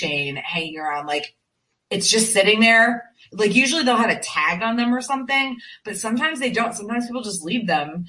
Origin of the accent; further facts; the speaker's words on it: Connecticut, United States; now in Greenville, South Carolina, United States; I'm from Connecticut originally